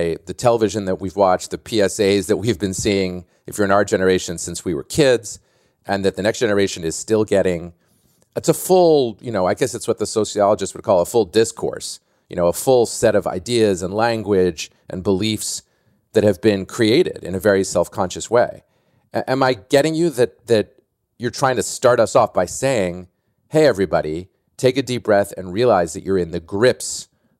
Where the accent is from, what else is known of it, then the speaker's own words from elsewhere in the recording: Boston, Massachusetts, United States; I'm from Boston and grew up as a big Celtics fan.